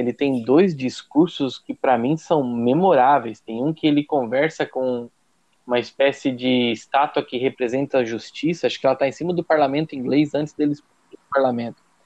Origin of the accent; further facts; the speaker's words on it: São Martinho, Santa Catarina, Brazil; also born or lived in Brusque / Tubarão; Depois que eu voltei pra, pra, pra minha casa, pra casa dos meus pais em São Martinho